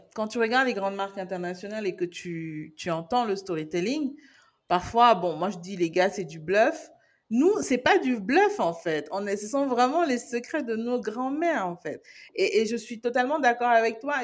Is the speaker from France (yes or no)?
no; Cameroon; en tant que Camerounaise